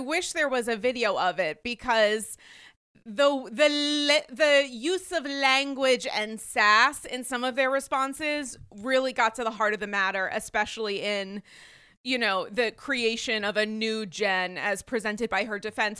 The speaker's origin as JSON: {"language": "English", "region": "Rhode Island", "country": "United States", "tie": "born or raised there", "said": "I was raised in Rhode Island"}